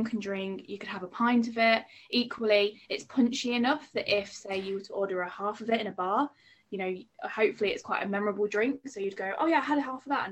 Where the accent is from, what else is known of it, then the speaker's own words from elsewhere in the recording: Nottingham, East Midlands, United Kingdom; I'm from Nottingham in the East Midlands